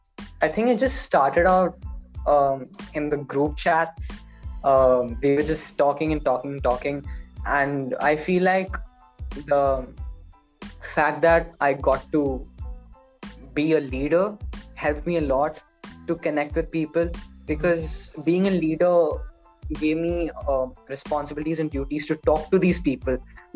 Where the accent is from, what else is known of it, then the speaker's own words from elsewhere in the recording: Muscat, Oman; So I used to be like, oh, I'm from Muscat, Oman.